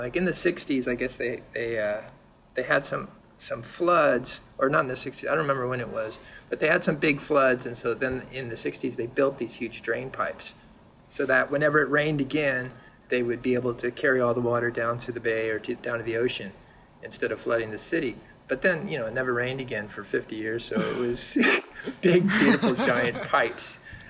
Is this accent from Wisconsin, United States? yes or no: no; San Diego, California, United States; moved away as an adult; also born or lived in Berkeley / Los Angeles; now in Jersey City, United States; No, I was born in San Diego.